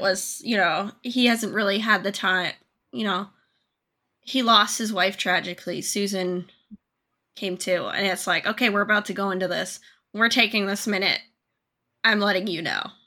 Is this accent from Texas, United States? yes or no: no; Maine, United States; my hometown does not have police presence at all. They have border patrol